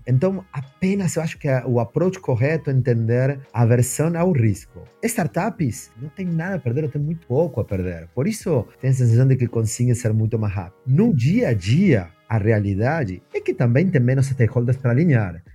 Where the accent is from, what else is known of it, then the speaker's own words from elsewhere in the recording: Argentina; Portuguese is a second language; moved away as an adult; now in Brazil; meu sotaque me entrega, então eu preciso contar que a primeira grande mudança na minha vida foi mudar de país. é, eu sou argentino, eu moro